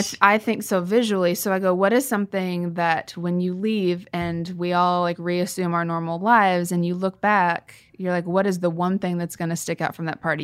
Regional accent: Kansas, United States; moved away; We go back to my hometown, and Kansas

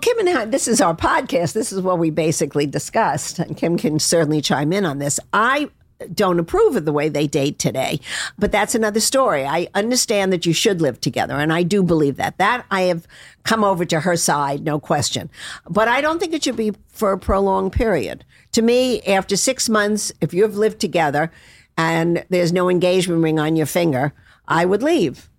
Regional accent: Palm Beach, Florida, United States; I'm from Palm Beach

